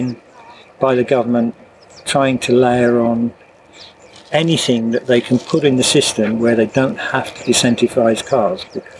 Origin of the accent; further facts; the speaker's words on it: Bonnybridge, Scotland, United Kingdom; moved away as an adult; also born or lived in London / Kingston upon Thames; now in Malta; I was born in Scotland. Right. Bonny Bridge.